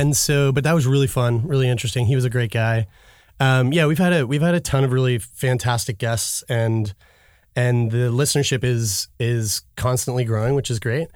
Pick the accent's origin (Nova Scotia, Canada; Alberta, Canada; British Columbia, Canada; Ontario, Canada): Nova Scotia, Canada; Halifax; moved away as an adult; also born or lived in Toronto; I go to Ryerson, I'm from Halifax